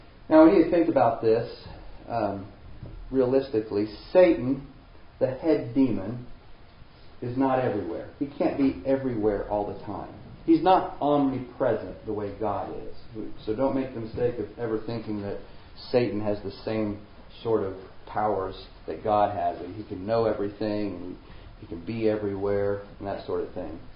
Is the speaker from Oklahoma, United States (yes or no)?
no; Springfield, Missouri, United States; I grew up in around Springfield, Missouri